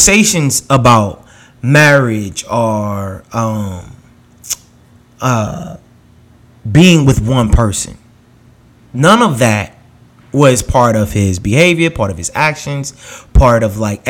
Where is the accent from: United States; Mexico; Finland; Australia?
United States; New York; I grew up in New York